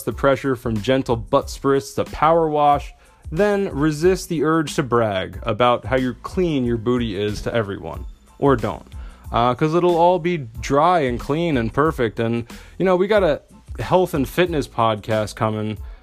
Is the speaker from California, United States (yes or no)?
no; New Jersey, United States; also born or lived in Italy; I come from New Jersey.